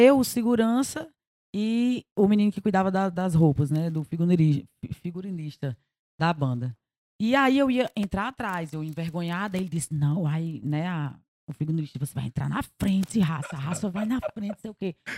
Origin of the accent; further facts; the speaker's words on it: Taperoá, Paraíba, Brazil; also born or lived in Rio de Janeiro; Eu sou carioca, mas fui criada em Taperoá, na Paraíba.